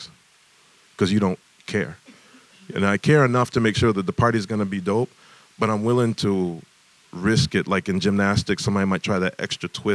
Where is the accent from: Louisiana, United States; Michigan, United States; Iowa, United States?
Michigan, United States; Detroit; growing up in Detroit